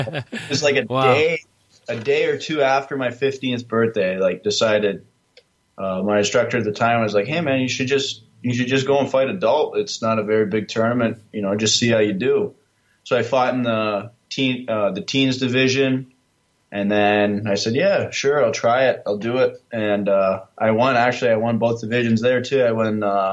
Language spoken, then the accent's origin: English; Canada; moved away as an adult; now in Toledo, United States; I'm actually from Canada. So started in a small gym near my hometown in Canada